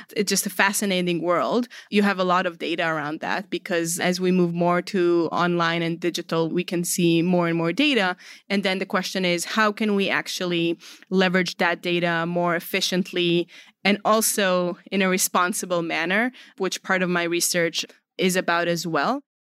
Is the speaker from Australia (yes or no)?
no; Israel; moved away; I'm originally from Israel.